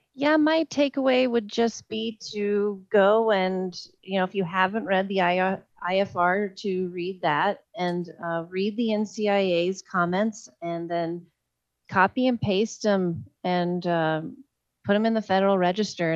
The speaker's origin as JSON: {"language": "English", "region": "Oklahoma", "country": "United States", "tie": "born or raised there", "moved": "yes", "lives_now": "Colorado, United States", "said": "my home state of oklahoma"}